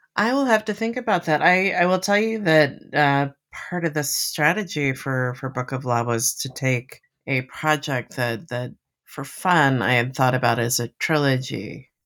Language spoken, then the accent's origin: English; Miami, Florida, United States; now in western Massachusetts, United States; I grew up in Miami, um, next to the ocean.